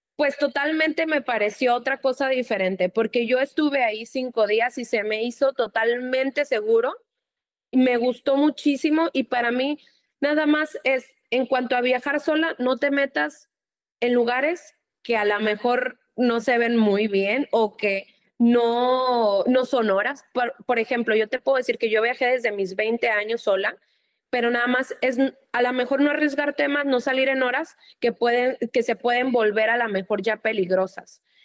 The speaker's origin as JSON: {"language": "Spanish", "country": "Mexico", "said": "como aquí un mexicano, nosotros lo demostramos todo muy efusivo"}